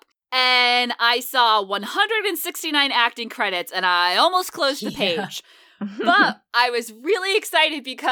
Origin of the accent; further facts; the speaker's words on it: New England, United States; I'm from New England